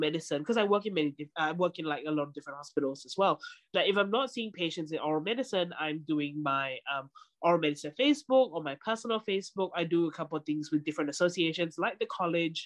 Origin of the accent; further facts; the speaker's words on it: Singapore; moved away; I grew up in Singapore